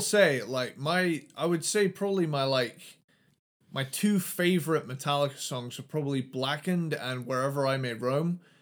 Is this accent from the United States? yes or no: no; United Kingdom; I'm British